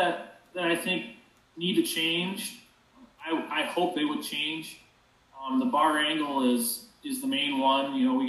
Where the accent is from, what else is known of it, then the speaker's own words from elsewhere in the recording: Lake Preston, South Dakota, United States; I'm from Lake Preston, South Dakota. I'm about 25 miles straight west of Brookings, probably 50 miles straight east of Huron